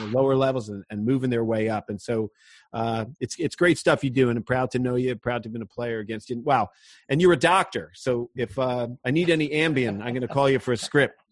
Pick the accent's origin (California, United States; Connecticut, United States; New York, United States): Connecticut, United States; I'm from Connecticut